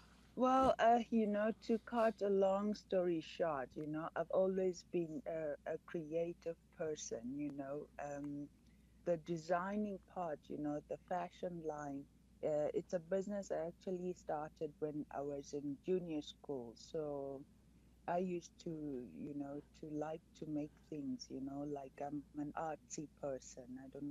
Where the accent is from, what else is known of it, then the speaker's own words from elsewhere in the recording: Hwange, Matabeleland North, Zimbabwe; My family were like nomads. So they traveled most parts of Zimbabwe, outside of Zimbabwe.